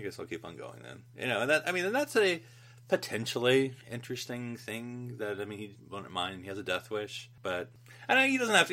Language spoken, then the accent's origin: English; United States; as an American